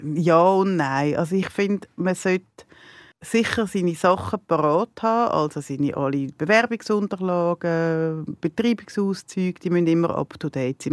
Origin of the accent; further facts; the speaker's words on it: near Zurich, Switzerland; ich bin nicht in der Stadt selber aufgewachsen, ich bin auf dem Berg, auf dem Grokhausen aufgewachsen